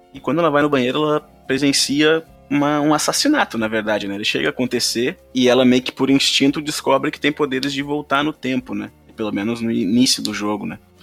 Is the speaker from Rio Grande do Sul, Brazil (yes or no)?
yes; Rio Grande do Sul, Brazil; accent: gaúcho; o meu sotaque foi gaúcho nesse começo